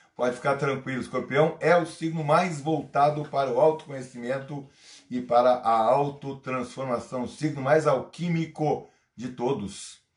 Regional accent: Brazil; homem nascido no Brasil

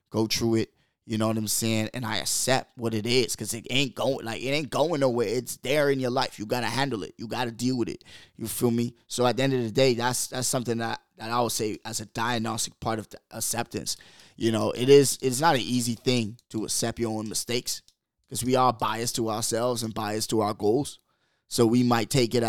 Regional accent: Bahamas; moved away; I come from the Bahamas, man. Like, we're third world

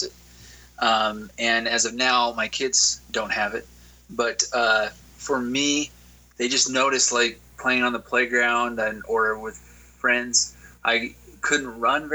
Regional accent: Utah, United States; Born and raised in Utah

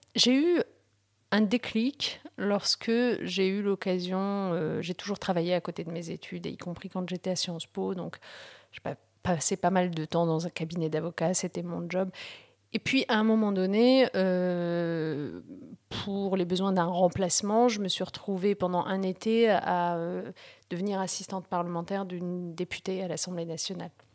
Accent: Picardy, Hauts-de-France, France; French is a second language; also born or lived in Morocco; on s'est installé au, nord de la France en Picardie et, on a vécu l'essentiel de mon enfance et de ma jeunesse

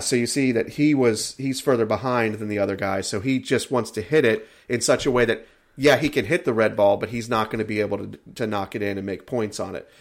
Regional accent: United States; I am an American

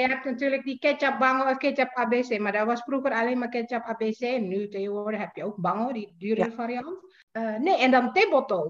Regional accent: Jakarta, Indonesia; moved away as an adult; also born or lived in Leiden, Netherlands; now in Netherlands; Ik ben geboren en getogen in Jakarta, inderdaad. Ik ben dus hier eh, komen wonen in 2007

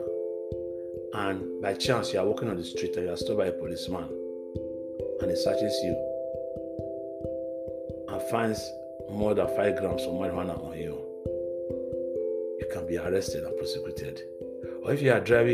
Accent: Nigeria; now in Netherlands; in my home country, Nigeria

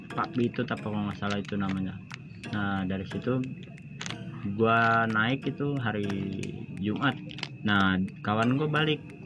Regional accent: West Java, Indonesia; saya sendiri itu saya dari Jawa Barat

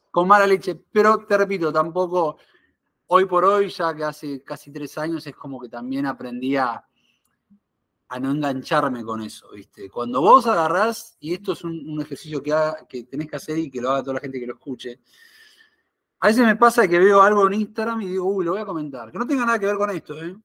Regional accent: Argentina; moved away as an adult; also born or lived in Buenos Aires; now in Miami, United States; soy argentino

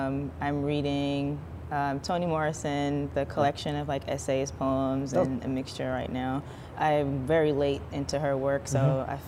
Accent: Jamaica; Being from Jamaica, I mean, I grew up Anglican

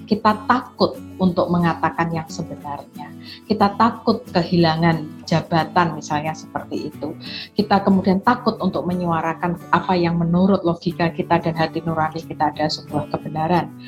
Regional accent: Semarang, Central Java, Indonesia; saya dari Semarang

